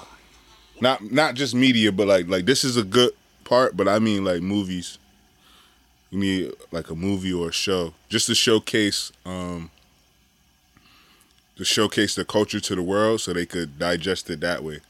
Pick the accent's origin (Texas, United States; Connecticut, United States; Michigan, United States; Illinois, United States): Connecticut, United States